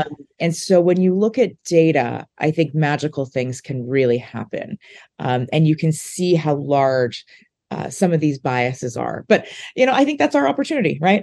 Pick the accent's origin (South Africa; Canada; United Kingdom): Canada; Saskatchewan; moved away; growing up in Saskatchewan